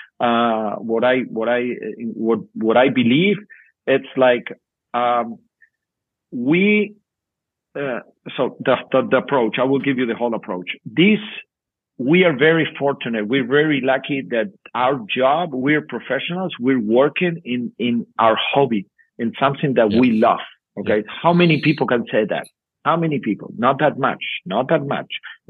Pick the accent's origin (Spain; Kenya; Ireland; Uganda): Spain; English is a second language; moved away as an adult; now in Berlin, Germany; what I developed as a coach, you know, was in my hometown, in my village